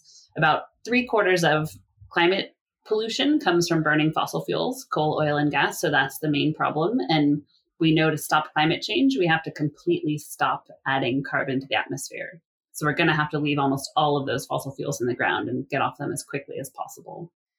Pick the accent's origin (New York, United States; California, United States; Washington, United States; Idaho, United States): California, United States; my home state of California